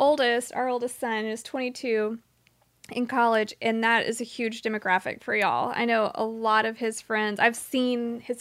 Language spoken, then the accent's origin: English; Dallas, Texas, United States; I went to high school in Dallas.